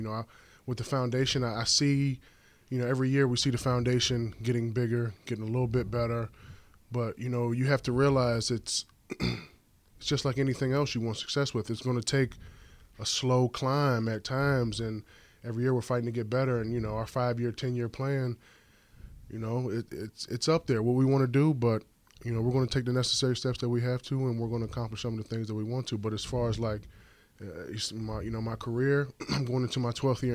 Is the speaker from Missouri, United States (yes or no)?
no; King George, Virginia, United States; moved away as an adult; now in Chicago, United States; I'm from Virginia. I'm from King George, Virginia.